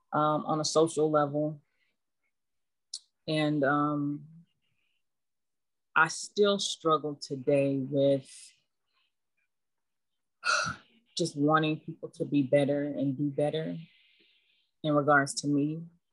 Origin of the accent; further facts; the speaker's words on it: Germany; I grew up in Germany when I started talking.